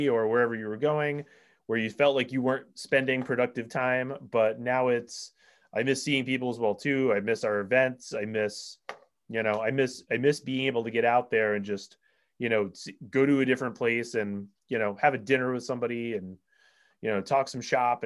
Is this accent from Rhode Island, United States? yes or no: yes; Rhode Island, United States; now in Massachusetts, United States; I might live in Massachusetts now, Alex, but I'm from Rhode Island.